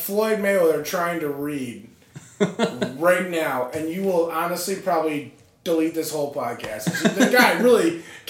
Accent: Ireland; Competitive fighting, and as an Irishman.

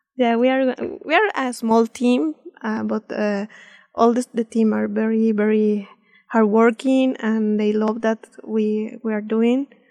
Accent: Mexico City, Mexico; English is a second language; moved away as an adult; now in Idaho, United States; I'm from uh, Mexico City. I'm born in Mexico City, and then I study there in the University uh, Autónoma of Mexico

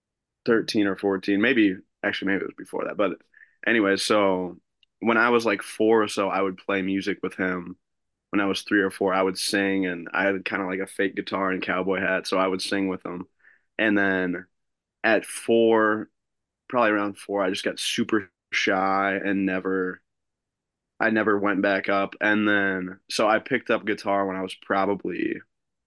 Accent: United States; moved away as an adult; now in Machesney Park, United States; I grew up outside the Quad Cities

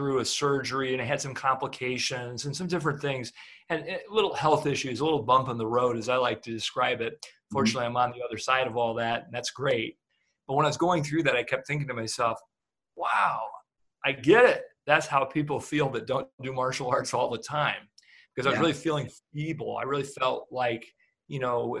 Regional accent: Fort Wayne, Indiana, United States; moved away as an adult; now in Toledo, United States; I moved over to Toledo from Fort Wayne, which Fort Wayne was where I was from

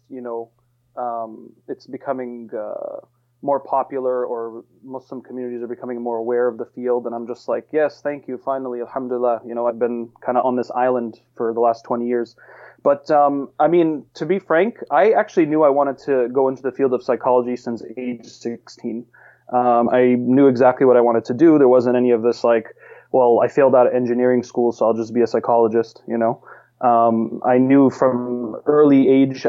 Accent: Massachusetts, United States; I was born and raised in Massachusetts.

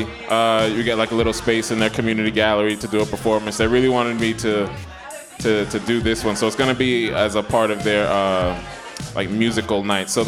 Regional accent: Florida, United States; moved away as an adult; now in New York, United States; I'm from Florida by way of Jamaica. I was born in Florida, both my parents from Jamaica. Been in New York for about 10 years now.

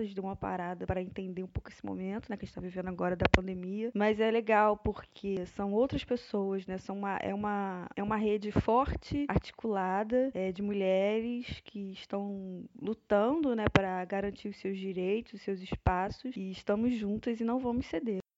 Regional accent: Nova Iguaçu, Rio de Janeiro, Brazil; sou cria da Baixada Fluminense, né? Sou de Miguel Couto, Nova Iguaçu

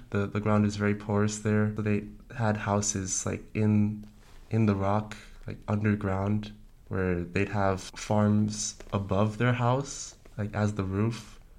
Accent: New York City, New York, United States; now in Fort Lauderdale, United States; I was born in New York City. I live currently in Fort Lauderdale, Florida. And I have family in Belgium and in Switzerland.

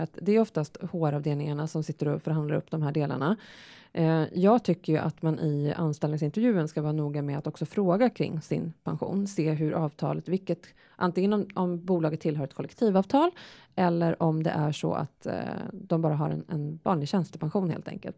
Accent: Sweden; vi svenskar

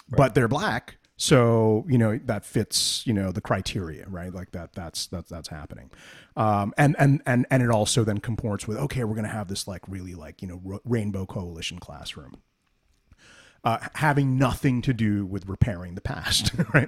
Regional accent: New Jersey, United States; we're both from Jersey

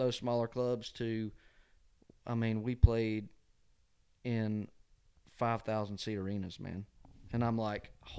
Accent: Covington, Georgia, United States; moved away as an adult; now in Nashville, United States; my hometown of Covington, Georgia

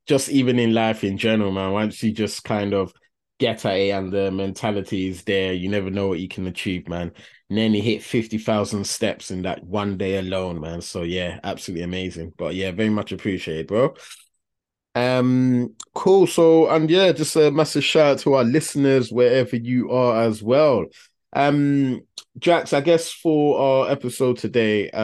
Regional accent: London, United Kingdom; we grew up in a deprived area of London, but a few miles down the road was the city

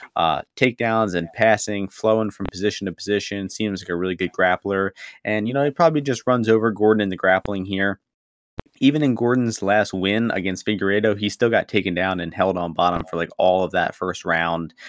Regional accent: Ukraine; I'm from Ukraine

